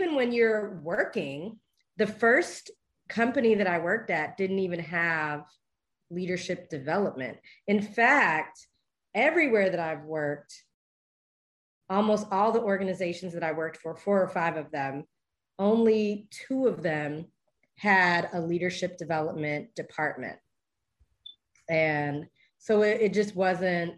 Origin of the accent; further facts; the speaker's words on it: Belize; I am a Belizean.